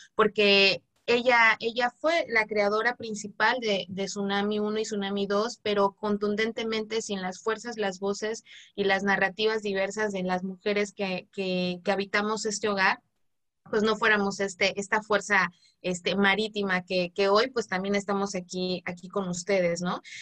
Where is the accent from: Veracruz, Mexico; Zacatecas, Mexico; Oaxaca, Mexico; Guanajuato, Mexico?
Oaxaca, Mexico; Zapotec community; en mi comunidad, en mi, en mi pueblo zapoteca